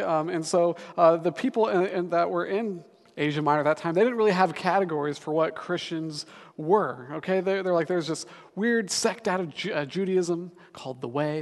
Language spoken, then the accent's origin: English; Denver, Colorado, United States; moved away as an adult; now in Seattle, United States; I'm actually from Denver, Colorado